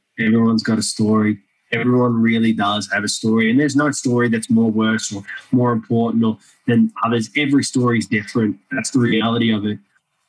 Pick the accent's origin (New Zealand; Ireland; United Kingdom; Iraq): Iraq; now in Australia; And growing up in Iraq and seeing that, it didn't affect me.